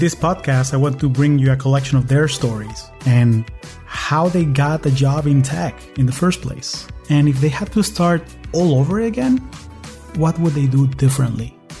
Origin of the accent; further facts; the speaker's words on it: Caracas, Capital District, Venezuela; moved away as an adult; now in United States; I am originally from Caracas, Venezuela, and I've been calling the U S home for the last twenty years